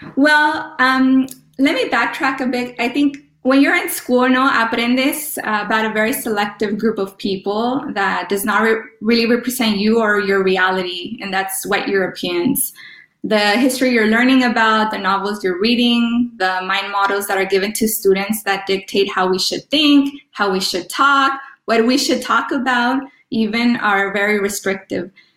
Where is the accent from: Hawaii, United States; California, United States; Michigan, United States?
California, United States; Los Angeles; first language Spanish; English is a second language; I was born in, in LA of Mexican parents